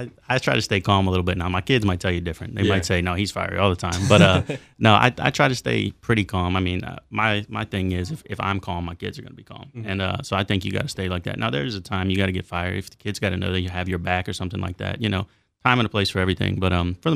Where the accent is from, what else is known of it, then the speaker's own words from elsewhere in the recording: Hedgesville, West Virginia, United States; Yeah, so I'm from here. I was raised in Hedgesville, moved to Martinsburg, but it's all the same area, really. Went to Hedgesville High School from 07 to 10